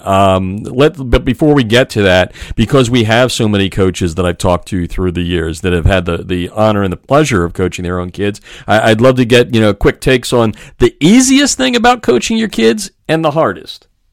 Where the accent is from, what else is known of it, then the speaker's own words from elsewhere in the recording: Easton, Pennsylvania, United States; I was born and raised in Easton, Pennsylvania